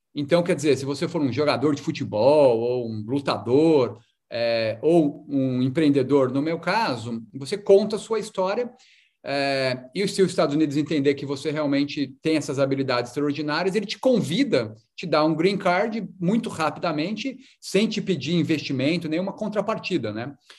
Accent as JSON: {"language": "Portuguese", "country": "Brazil", "moved": "as an adult", "lives_now": "United States", "said": "como brasileiro"}